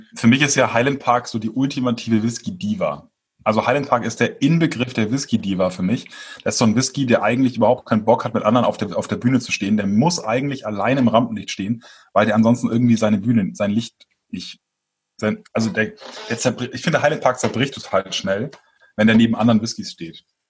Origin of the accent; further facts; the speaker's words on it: Franconia, Bavaria, Germany; moved away; als Exil-Franke